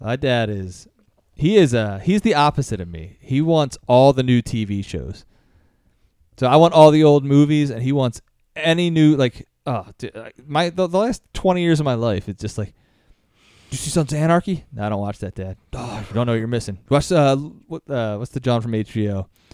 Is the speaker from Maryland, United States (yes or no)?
no; Philadelphia, Pennsylvania, United States; also born or lived in Lancaster, Pennsylvania; I'm from Philly